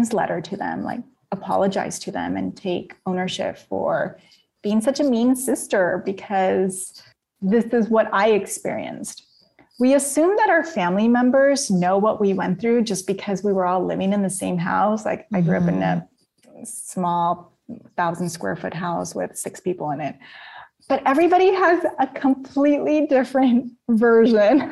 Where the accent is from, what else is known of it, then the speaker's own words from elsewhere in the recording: Napa, California, United States; I'm from Napa